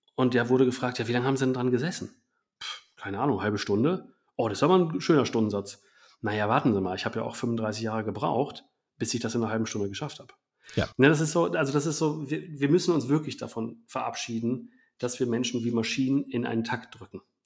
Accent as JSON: {"language": "German", "country": "Germany", "said": "wir als Deutschland"}